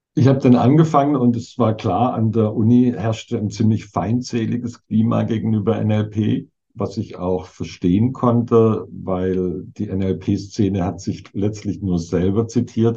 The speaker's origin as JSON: {"language": "German", "region": "Southern Germany", "country": "Germany", "moved": "yes", "said": "Süddeutschland, wo ich herkomme"}